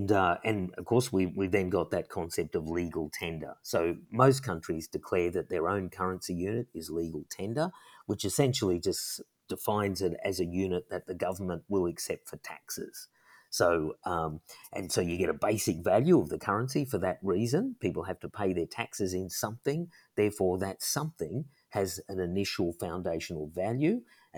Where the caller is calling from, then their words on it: Sydney, New South Wales, Australia; So I'm talking from Australia, and if I went to a shop just here in Sydney